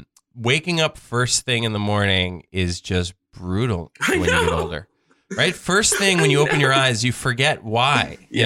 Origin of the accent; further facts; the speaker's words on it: New York, United States; I'm from New York.